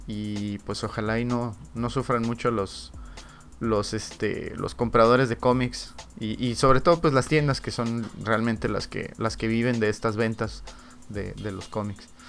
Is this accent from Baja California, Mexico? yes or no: yes; Ensenada, Baja California, Mexico; nosotros que somos de Ensenada